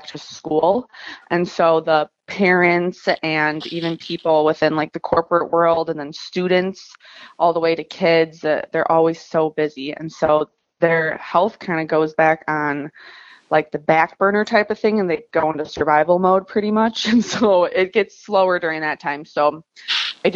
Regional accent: Chicago, Illinois, United States; I'm from Chicago and there's four different seasons

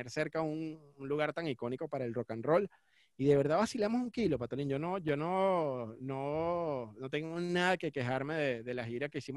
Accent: Caracas, Capital District, Venezuela; born there; also born or lived in Cumaná; yo nací en Caracas, pero me fui a estudiar a Cumaná

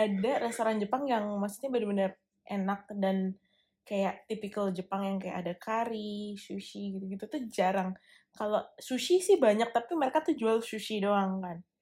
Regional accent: Bekasi, West Java, Indonesia; moved away as an adult; now in Melbourne, Australia; gue anak Bekasi

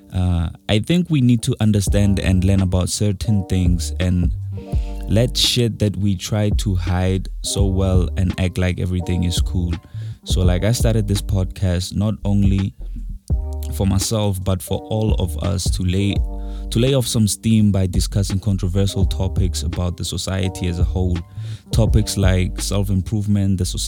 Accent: North West, South Africa; I'm proudly South African, from Northwest

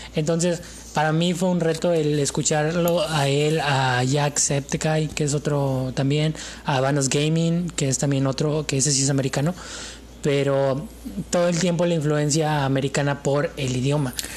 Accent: Mexico; Yo soy mexicano

